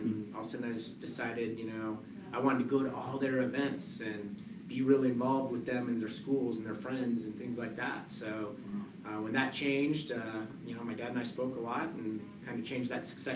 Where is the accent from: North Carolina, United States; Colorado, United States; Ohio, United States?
Colorado, United States; also born or lived in Denver; I'm a Colorado native. I was born in Denver.